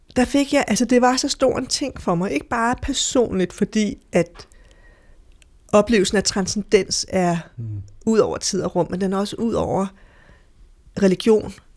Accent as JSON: {"language": "Danish", "country": "Denmark", "said": "Jeg er fra Danmark"}